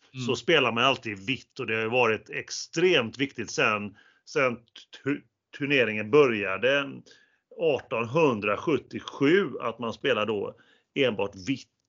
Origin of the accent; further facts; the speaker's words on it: Gothenburg, Västra Götaland, Sweden; accent: Gothenburg dialect (göteborgska); det där är göteborgska. Men eh, på, på både dig och mig